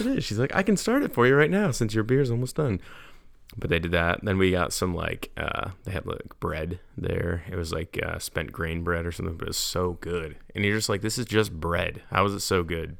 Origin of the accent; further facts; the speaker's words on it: New York, United States; now in North Carolina, United States; I'm from New York